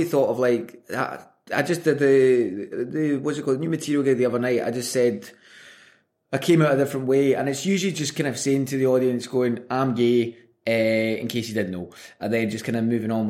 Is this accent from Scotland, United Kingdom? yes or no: yes; Glasgow, Scotland, United Kingdom; I grew up in the South Side of Glasgow